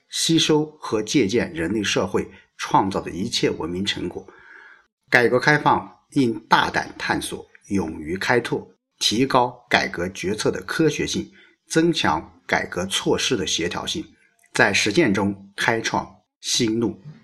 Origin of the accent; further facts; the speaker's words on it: hometown with Maotanchang Middle School, Anhui, China; 我家乡的一所中学，叫毛探厂中学